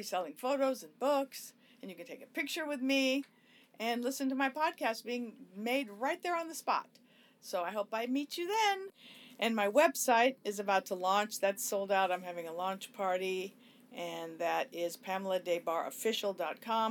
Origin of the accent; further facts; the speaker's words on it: Los Angeles, California, United States; growing up in Hollywood and the Sunset Strip